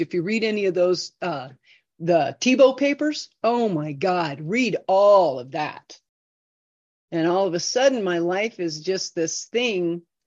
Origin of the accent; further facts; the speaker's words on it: United States; also born or lived in Idaho; I grew up in Iowa.